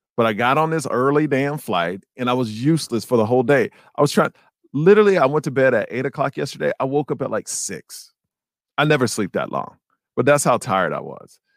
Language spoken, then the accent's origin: English; Houston, Texas, United States; When we were kids, man, we played for the Sagemont Cowboys. I'm from Sagemont in Houston, Texas.